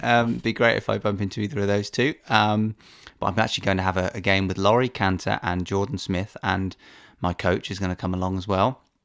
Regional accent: United Kingdom; as a Brit

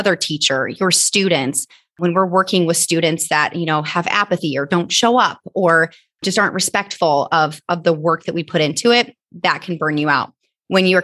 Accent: Northeast Indiana, United States; I am from Northeast Indiana

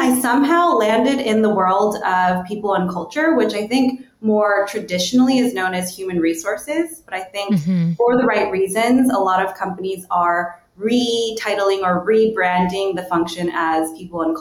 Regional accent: United States; I'm Korean American. I come from a very kind of conservative immigrant sort of background.

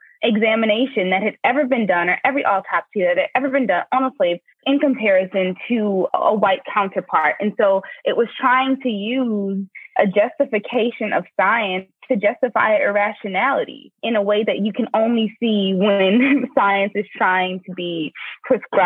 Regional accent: New Orleans, Louisiana, United States; I'm from New Orleans, Louisiana, and this is a story that I grew up hearing my grandmother tell me about

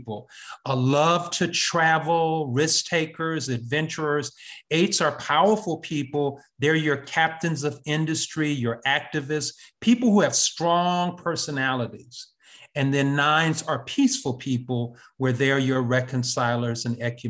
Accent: Kenosha, Wisconsin, United States; moved away as an adult; also born or lived in Atlanta, Georgia / Brooklyn, New York / Harlem, New York / Cambridge, Massachusetts; I was born in Wisconsin in Kenosha. I went to Kenosha Public Schools

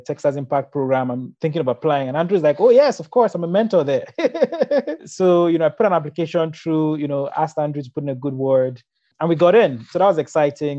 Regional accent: Nigeria; growing up in Nigeria

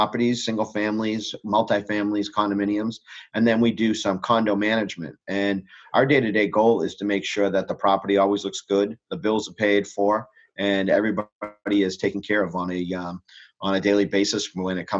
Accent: Franklin, Massachusetts, United States; also born or lived in Weymouth, Massachusetts; I grew up, for the most part, in Franklin

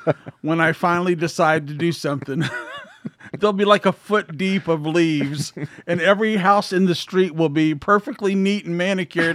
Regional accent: Columbus, Ohio, United States; I grew up in Columbus, Ohio.

